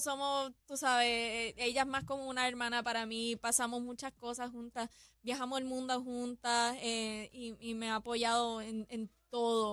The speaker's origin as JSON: {"language": "Spanish", "country": "Puerto Rico", "said": "mi pueblo, a Puerto Rico"}